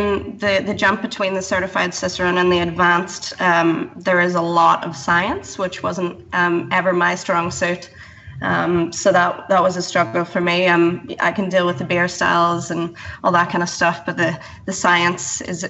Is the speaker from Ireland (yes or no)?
yes; Ireland; First of all, thank you for recognising that I'm not from Canada, like most Australians.